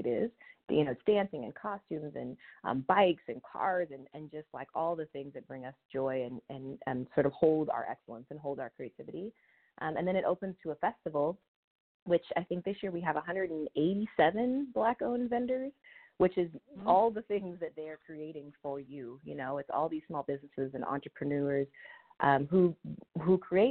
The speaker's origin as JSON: {"language": "English", "town": "Sacramento", "region": "California", "country": "United States", "moved": "as an adult", "lives_now": "Oakland, United States", "said": "I'm originally from Sacramento area, which some will say is the Bay, but we know that it is not really. And I moved here in my 20s"}